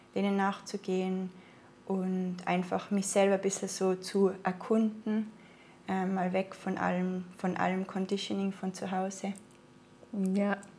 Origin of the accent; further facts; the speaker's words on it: Innsbruck, Tyrol, Austria; accent: Austrian dialect; moved away as an adult; now in Portugal; ich komme aus Tirol in Österreich, bin in Innsbruck geboren und ähm, war eigentlich einen Großteil meines Lebens auch dort